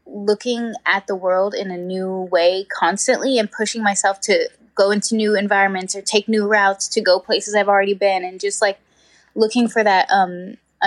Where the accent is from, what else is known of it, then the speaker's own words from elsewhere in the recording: New Mexico, United States; I grew up in New Mexico